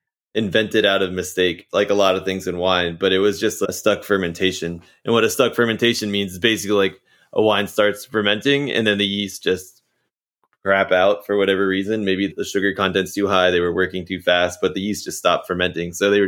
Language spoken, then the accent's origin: English; Virginia, United States; growing up in Virginia